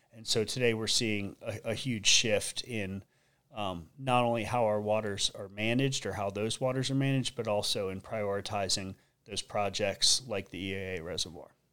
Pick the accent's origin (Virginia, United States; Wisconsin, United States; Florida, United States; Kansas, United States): Florida, United States; Sanibel; born and raised on Sanibel Island